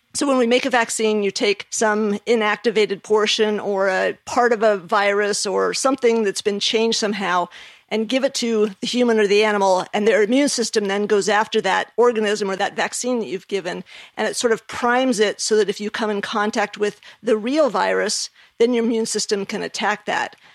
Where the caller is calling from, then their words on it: Ponte Vedra, Florida, United States; I'm calling from Pontevedra, Florida.